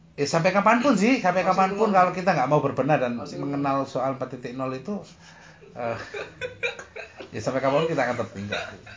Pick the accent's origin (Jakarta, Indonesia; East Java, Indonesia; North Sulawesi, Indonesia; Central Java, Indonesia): East Java, Indonesia; Surabaya; sebagai saya dan sebagai warga Surabaya